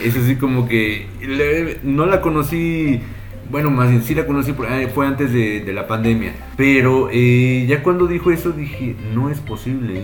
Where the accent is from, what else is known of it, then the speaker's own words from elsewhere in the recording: Mexico; yo, que soy mexicano